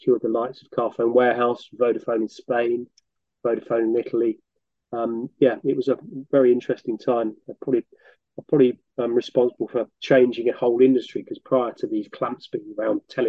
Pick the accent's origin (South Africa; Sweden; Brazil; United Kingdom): United Kingdom; Northampton, East Midlands; also born or lived in France; I attended various schools in Northampton. So I was brought up in Northampton